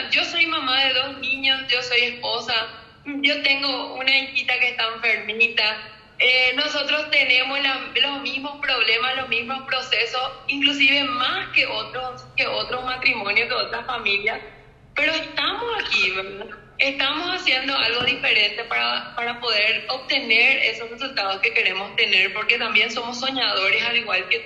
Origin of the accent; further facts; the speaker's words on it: Paraguay; now in Spain; yo cuando vine de Paraguay, vine yo, quiero que esto de España?